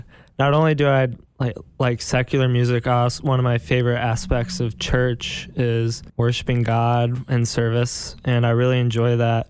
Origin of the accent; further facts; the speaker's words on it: Georgetown, Kentucky, United States; I'm from Georgetown, Kentucky.